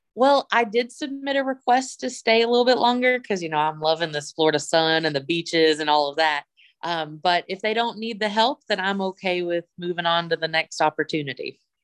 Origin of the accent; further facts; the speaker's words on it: Bluefield, Virginia, United States; moved away as an adult; I, am from Bluefield, Virginia